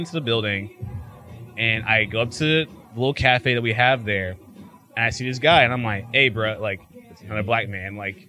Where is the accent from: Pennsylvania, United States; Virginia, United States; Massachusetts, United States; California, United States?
Virginia, United States; Radford; moved away as an adult; also born or lived in Bluefield; now in Richmond, United States; I am from Radford, Virginia, other side of the state.